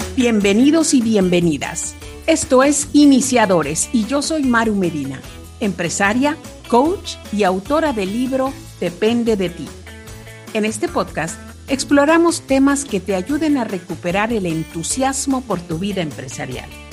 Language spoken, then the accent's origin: Spanish; Yucatán, Mexico; somos yucatecos